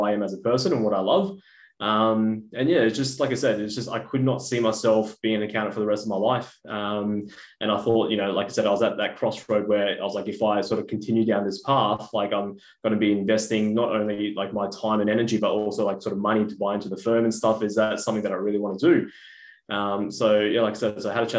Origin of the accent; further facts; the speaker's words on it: Brisbane, Queensland, Australia; moved away as an adult; now in Melbourne, Australia; And originally I was from Brisbane. Moved to Melbourne about 3-4 years ago